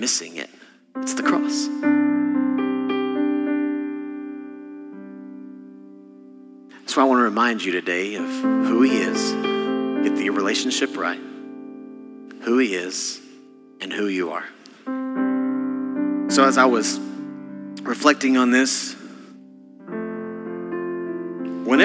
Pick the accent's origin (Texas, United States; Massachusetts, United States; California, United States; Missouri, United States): Texas, United States; I'm from Texas